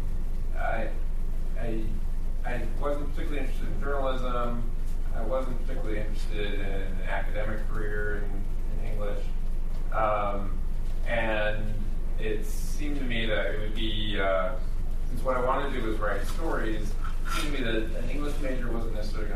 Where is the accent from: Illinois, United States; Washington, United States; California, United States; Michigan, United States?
Michigan, United States; Clio; I grew up in Michigan in a little town called Clio, spelled C-L-I-O